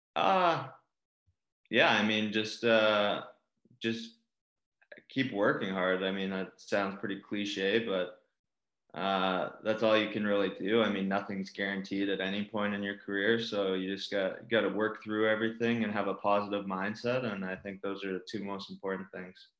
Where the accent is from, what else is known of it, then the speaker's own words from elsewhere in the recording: Calgary, Alberta, Canada; Growing up in Calgary